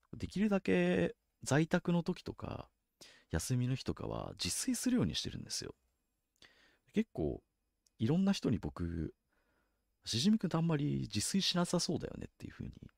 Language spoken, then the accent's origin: Japanese; Kanto, Japan; 関東の人間